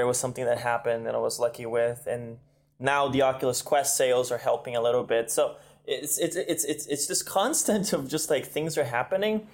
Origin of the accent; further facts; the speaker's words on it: Brazil; moved away as an adult; now in United States; I was from Brazil